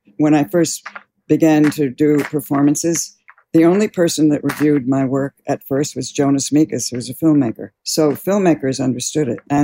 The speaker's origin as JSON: {"language": "English", "town": "New York City", "region": "New York", "country": "United States", "tie": "born or raised there", "said": "I was born in New York City, and I grew up here most of my life."}